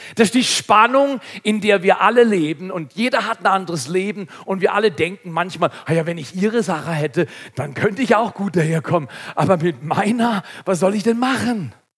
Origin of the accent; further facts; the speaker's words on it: Segeten, Baden-Württemberg, Germany; als Schwarzwälder